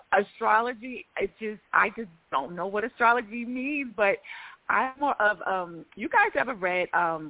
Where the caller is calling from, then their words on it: Georgia, United States; from Georgia.